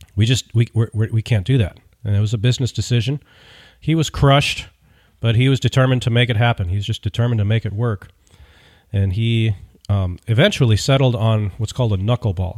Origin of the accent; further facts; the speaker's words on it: United States; I'm an American